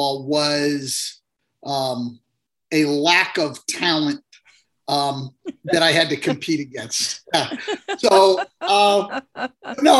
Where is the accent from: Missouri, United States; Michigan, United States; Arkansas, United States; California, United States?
California, United States; Northern; I grew up in Northern California